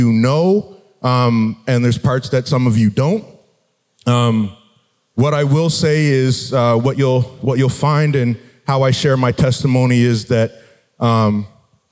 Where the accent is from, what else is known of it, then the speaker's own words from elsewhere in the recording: Halifax, Nova Scotia, Canada; I grew up in Halifax, Nova Scotia